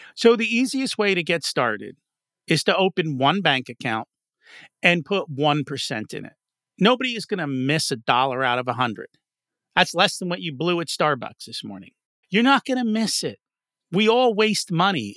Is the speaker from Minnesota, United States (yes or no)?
no; New Jersey, United States; I didn't come from Philly. I came from Jersey.